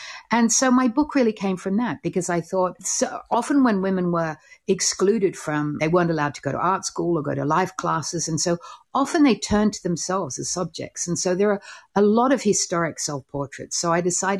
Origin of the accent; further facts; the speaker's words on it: Australia; I'm Australian